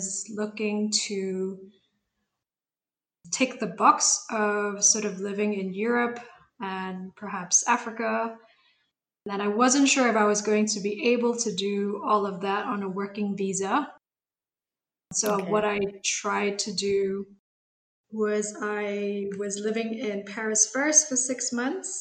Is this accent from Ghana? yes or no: no; Singapore; moved away as an adult; also born or lived in Malaysia / Botswana; I'm actually Malaysian, but I've never lived in Malaysia. My parents brought me to Singapore when I was 3 months old. So Singapore is basically all I know.